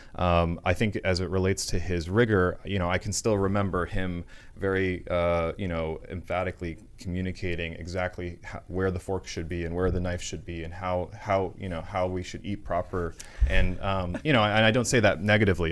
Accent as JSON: {"language": "English", "region": "Florida", "country": "United States", "tie": "born or raised there", "said": "growing up in Florida, it was not a big city."}